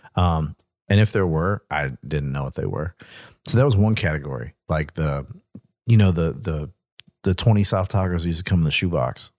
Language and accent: English; Deep South, United States; growing up in the Deep South, you know, thousands of miles away from Southern California